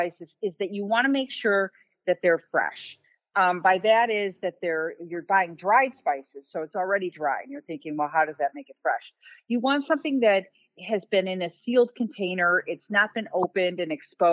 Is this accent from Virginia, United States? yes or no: no; Chicago, Illinois, United States; I'm from Chicago